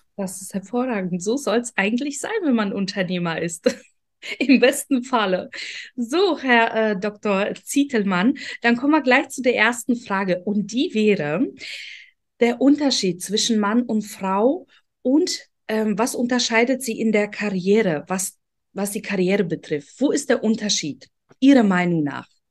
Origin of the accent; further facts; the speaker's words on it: Poland; German is a second language; also born or lived in Ukraine; now in Germany; bin in Polen aufgewachsen, kam irgendwann nach Deutschland